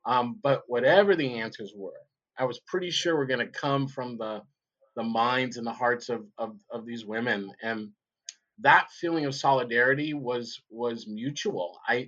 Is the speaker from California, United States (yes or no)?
yes; Long Beach, California, United States; moved away; also born or lived in Eugene, Oregon; I grew up in Long Beach, California, in the Reagan era